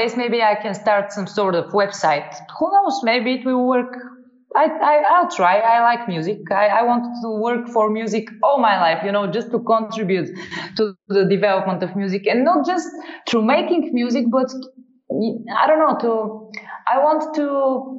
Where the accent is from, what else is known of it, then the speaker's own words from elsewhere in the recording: Sofia, Sofia City, Bulgaria; I founded a music school in my hometown